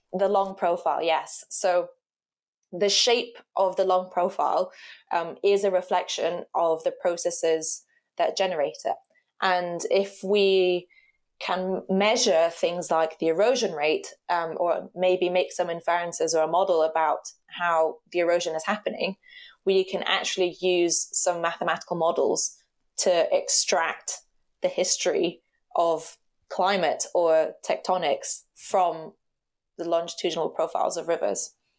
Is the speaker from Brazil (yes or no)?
yes; Rio de Janeiro, Brazil; now in Cambridge, United Kingdom; I grew up in Rio. So Rio to me is my, my home